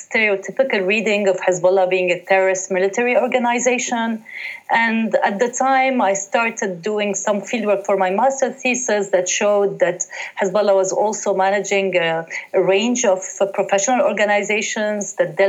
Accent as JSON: {"language": "English", "area": "Haret Hreik, Dahiye, Beirut", "region": "Mount Lebanon", "country": "Lebanon", "tie": "born or raised there", "said": "I was born in Hari Tahrik and raised there"}